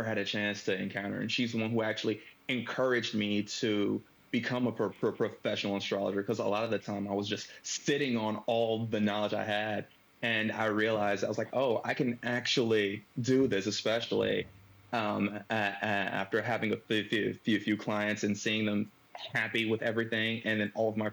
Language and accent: English; Detroit, Michigan, United States; I am from Detroit.